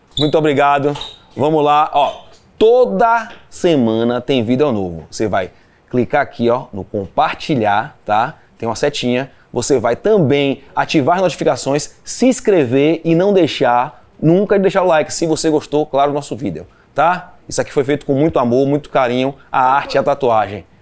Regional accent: Brazil; Eu falei, "Do Brasil."

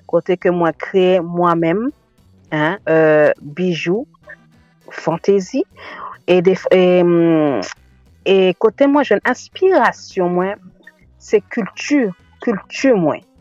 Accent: France; also born or lived in Haiti (born); a laj de 4 an, mwen kite Haiti, maman mwen fè mwen rentre en France, e se la ke mwen grandi, mwen fè etrin mwen, e jiska mennen, e mwen vive la, mwen fè ti mouna, tout ba, e mwen isi en France.

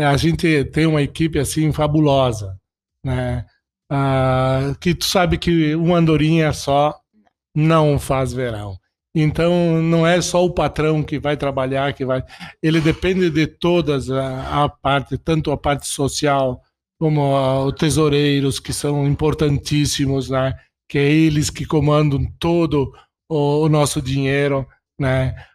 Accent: Fagundes Varela, Rio Grande do Sul, Brazil; É nato é assim, ó, tu sabe que eu vim de Fagundes Varela, né? Nascido lá em Fagundes Varela, na mesma cidade que o nosso prefeito né?

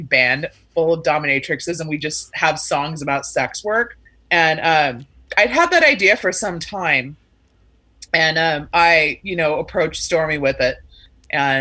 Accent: Sacramento, California, United States; now in Los Angeles, United States; I'm originally from Sacramento

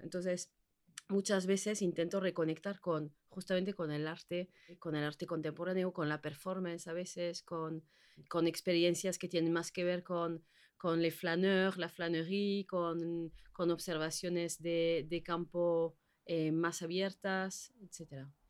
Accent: French Basque Country, Nouvelle-Aquitaine, France; moved away as an adult; now in Bilbao, Spain; llevo 15 años aquí en Bilbao, soy del País Vasco francés

